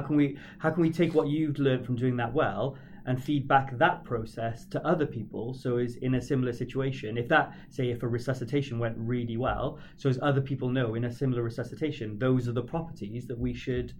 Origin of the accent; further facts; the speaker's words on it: United Kingdom; being British